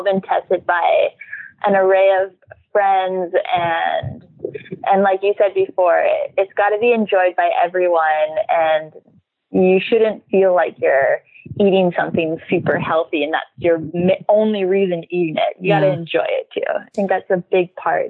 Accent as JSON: {"language": "English", "region": "Saskatchewan", "country": "Canada", "tie": "born or raised there", "moved": "as an adult", "lives_now": "Hawaii, United States", "said": "I grew up in Saskatchewan, Canada."}